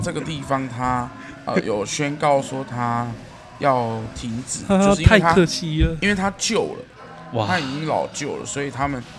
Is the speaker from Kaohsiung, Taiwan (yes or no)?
yes; Kaohsiung, Taiwan; 我身为一个高雄人